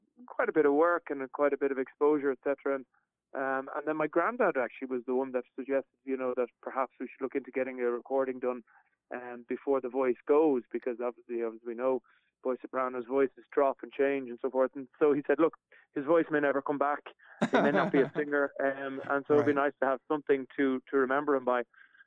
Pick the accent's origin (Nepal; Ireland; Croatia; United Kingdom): Ireland; accent: Irish; also born or lived in New York, United States; I would have been quite conscious, especially when I was living in America, not to lose my Irishness, you know, not my Irish accent in particular